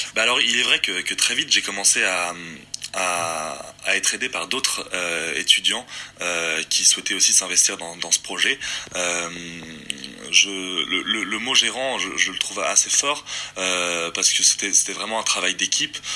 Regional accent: Windward Islands, French Polynesia; je suis tahitien. Je viens plus particulièrement de l'île de Moorea, euh, l'île sœur de, Tahiti

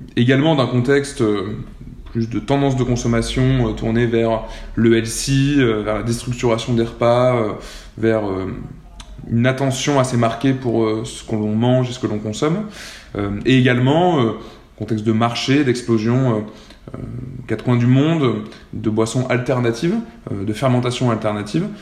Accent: Clermont-Ferrand, Auvergne-Rhône-Alpes, France; moved away as an adult; also born or lived in Lyon / Nantes; je viens de Clermont-Ferrand, j'ai fait ma prépa à Lyon

